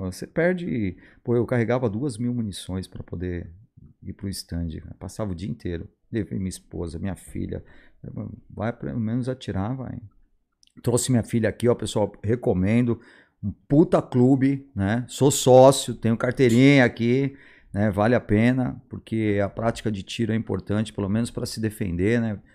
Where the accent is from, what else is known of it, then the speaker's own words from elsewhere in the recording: São Paulo, Brazil; eu sou de São Paulo